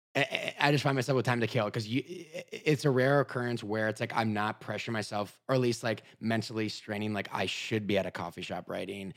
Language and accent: English; Minnesota, United States; moved away as an adult; also born or lived in Chicago; originally I'm from Minnesota